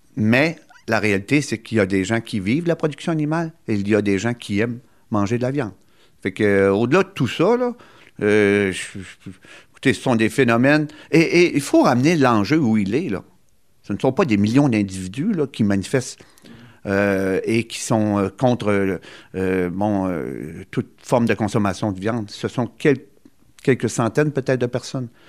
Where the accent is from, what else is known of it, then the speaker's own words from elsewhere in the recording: Gaspésie, Quebec, Canada; chez nous, en Gaspésie